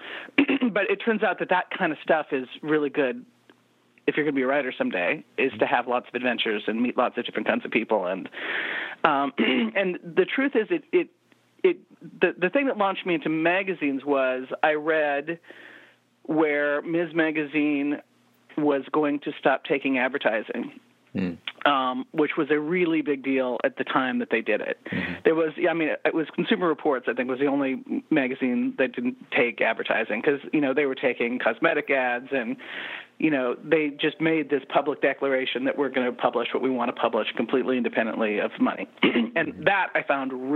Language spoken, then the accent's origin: English; Montana, United States; But I grew up in Montana